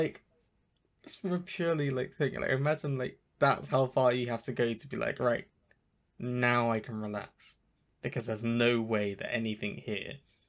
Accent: New Zealand; Yeah, I'm originally from New Zealand.

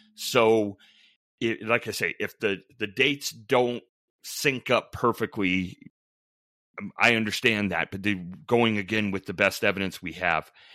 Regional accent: Western Colorado, United States; moved away as an adult; also born or lived in Minnesota; I grew up in Western Colorado, went to Colorado State undergrad, went to Minnesota as a law student

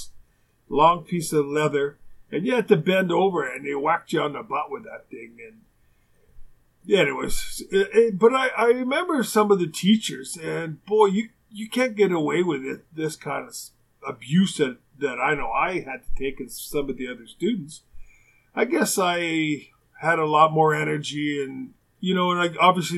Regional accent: Winnipeg, Manitoba, Canada; I've had a few teachers like that growing up in Winnipeg

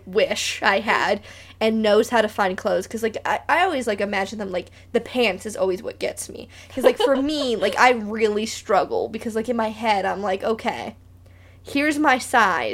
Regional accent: Beaumont, California, United States; also born or lived in Catalina Island, California; I grew up in Beaumont

